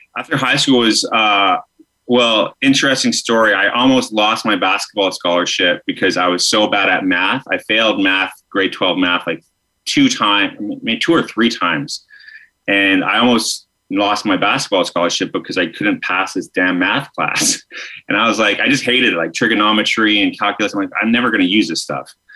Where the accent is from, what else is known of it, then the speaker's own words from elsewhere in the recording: Alberta, Canada; I grew up in Alberta.